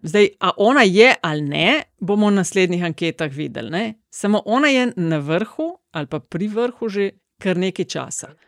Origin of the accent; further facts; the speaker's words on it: Kočevje, Slovenia; prihajam iz Kočevja